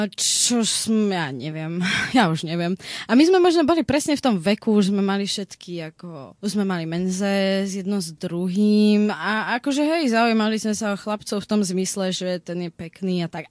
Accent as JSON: {"language": "Slovak", "country": "Slovakia", "said": "ja som zo Slovenska"}